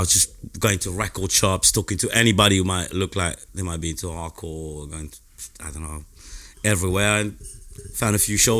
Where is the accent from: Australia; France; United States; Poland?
France; Marseille, Provence-Alpes-Côte d'Azur; English is a second language; moved away as an adult; also born or lived in London; I came from Marseille, from the south of France.